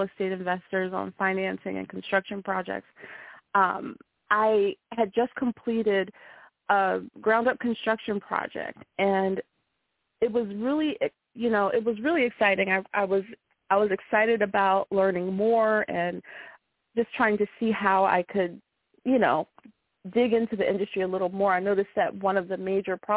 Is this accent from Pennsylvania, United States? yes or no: yes; Philadelphia, Pennsylvania, United States; Philadelphia is your hometown, right? It is. Yes, I was born and raised